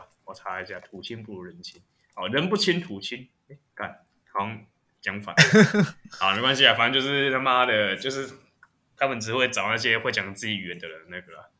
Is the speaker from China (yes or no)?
no; Taiwan; 就是我在国外，我从来不会承认我是台，我从来不会讲我是台湾人。